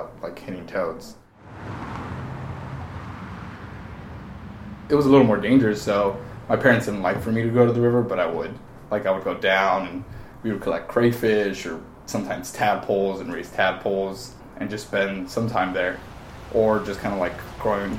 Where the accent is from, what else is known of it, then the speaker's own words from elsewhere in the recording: Los Angeles, California, United States; I was raised here in Frogtown.